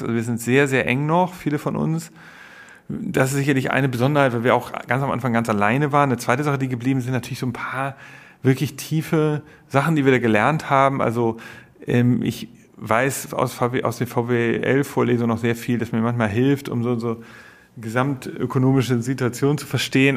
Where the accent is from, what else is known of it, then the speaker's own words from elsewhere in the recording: Germany; moved away as an adult; also born or lived in London; als Deutscher im englischen Medienmarkt zu arbeiten